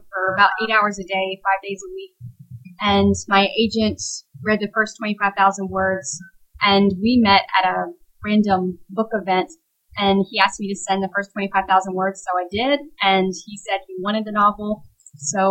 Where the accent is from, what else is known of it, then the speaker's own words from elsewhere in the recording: Tennessee, United States; also born or lived in Lancaster, Pennsylvania / Wisconsin; we moved to Tennessee area